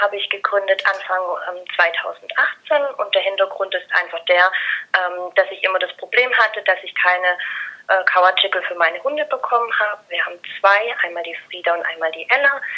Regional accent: Stuttgart area, Baden-Württemberg, Germany; wir kommen aus dem Stuttgarter Gegend, Baden-Württemberg.

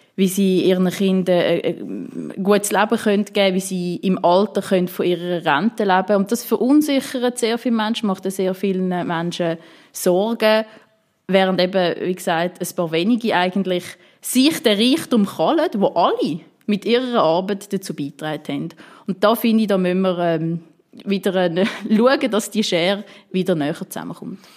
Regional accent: Winterthur, Zurich, Switzerland; ich komme ähm, aus Winterthur

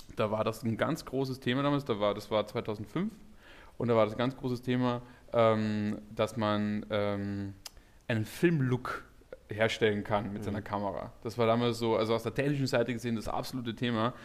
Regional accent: Carinthia, Austria; moved away as an adult; now in Berlin, Germany; ich komme eigentlich aus dem Süden von Österreich, das ist direkt äh, neben Slowenien und Italien.

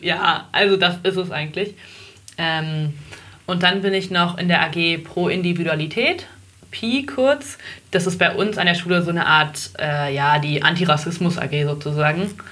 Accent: Oranienburg, Brandenburg, Germany; also born or lived in Berlin; wir sind rausgezogen, als ich ungefähr fünf war

